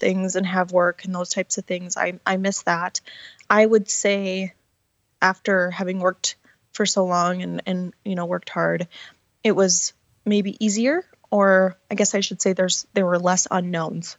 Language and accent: English; Montana, United States; moved away as an adult; also born or lived in Washington; I was born and raised here in Montana.